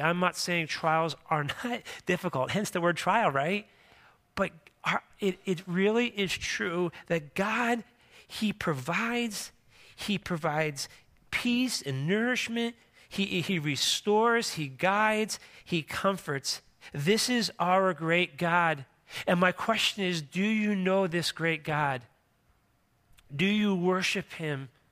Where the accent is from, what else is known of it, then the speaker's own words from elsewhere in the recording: Philadelphia, Pennsylvania, United States; moved away; I grew up in Philadelphia, Pennsylvania